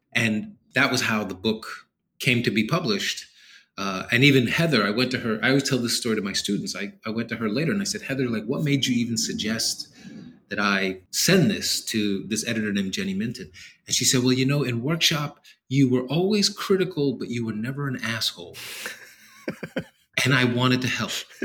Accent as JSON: {"language": "English", "town": "New York City", "region": "New York", "country": "United States", "tie": "born or raised there", "said": "growing up in New York City"}